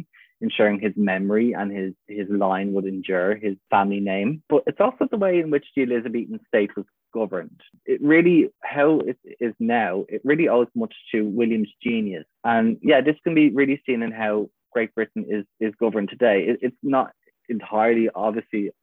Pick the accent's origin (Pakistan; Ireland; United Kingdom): Ireland; Wicklow, Leinster; now in Dublin, Ireland; I live in Dublin, but I'm actually from a town called Wicklow